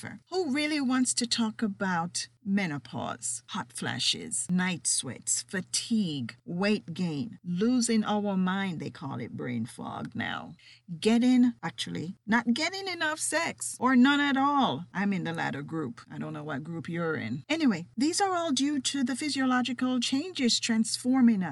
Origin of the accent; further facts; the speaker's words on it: Jamaica; accent: Jamaican with a little bit of British; certainly my distinct accent. You see, I am Jamaican with a little bit of British running through me.